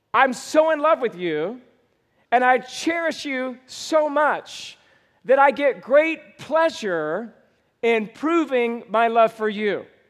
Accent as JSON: {"language": "English", "region": "Georgia", "country": "United States", "tie": "born or raised there", "moved": "yes", "said": "I was born and raised in Georgia"}